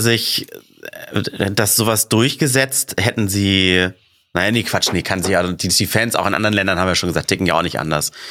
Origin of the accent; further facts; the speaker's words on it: Hamburg, Germany; im DSV, da wo ich aufgewachsen bin, Dufenstädter Sportverein